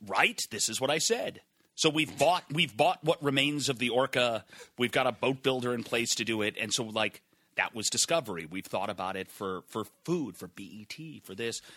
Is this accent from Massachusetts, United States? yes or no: yes; Massachusetts, United States; moved away as an adult; I grew up in Massachusetts